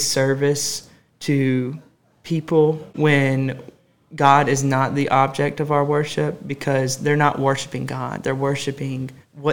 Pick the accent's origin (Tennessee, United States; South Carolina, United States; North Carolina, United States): South Carolina, United States; Summerton; moved away as an adult; now in Anderson, United States; I'm originally from Somerton, South Carolina, which is about 3 hours away from Anderson